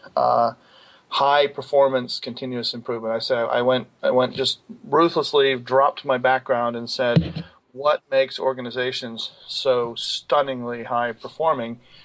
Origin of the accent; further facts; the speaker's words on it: Scotland, United Kingdom; moved away as an adult; also born or lived in Cambridge / Baltimore; now in United States; I grew up in Scotland